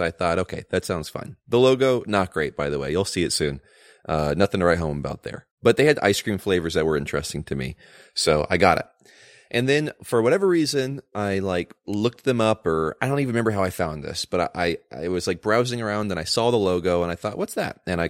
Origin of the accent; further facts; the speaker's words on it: California, United States; As a Californian and new business owner in California